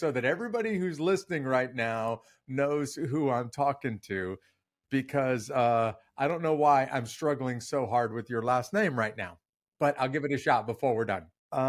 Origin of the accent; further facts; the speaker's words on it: United States; I'm clearly an American, obviously don't look Venezuelan.